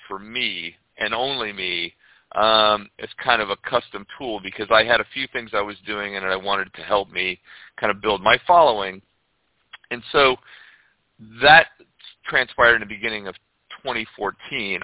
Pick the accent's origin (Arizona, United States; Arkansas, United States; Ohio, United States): Ohio, United States; moved away as an adult; also born or lived in Florida / Europe / Cape Town, South Africa; now in St. Pete Beach, United States; I grew up in Ohio, and when I turned 18, I left I left the snow and I moved